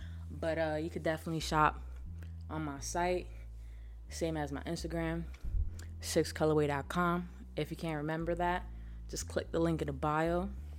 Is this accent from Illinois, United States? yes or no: no; Miami, Florida, United States; I'm from Miami. I'm 28 years young. 90s baby.